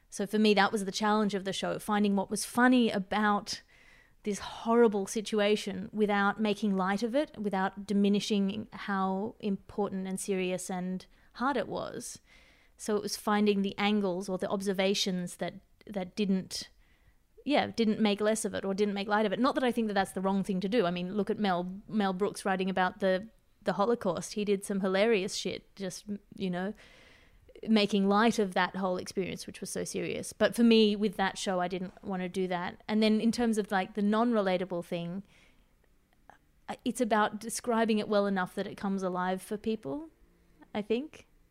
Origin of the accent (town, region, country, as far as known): Australia; accent: Australian